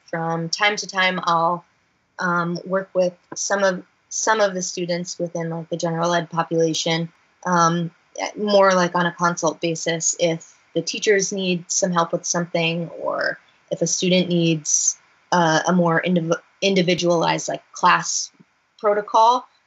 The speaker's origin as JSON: {"language": "English", "region": "Northern New Jersey", "country": "United States", "tie": "born or raised there", "said": "it was in my hometown"}